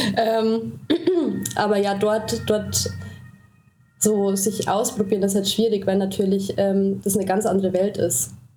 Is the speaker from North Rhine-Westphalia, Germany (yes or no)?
no; Traunstein, Bavaria, Germany; accent: Bavarian; moved away as an adult; also born or lived in Austria / Berlin; Also ich bin wirklich so in so einem Weiler aufgewachsen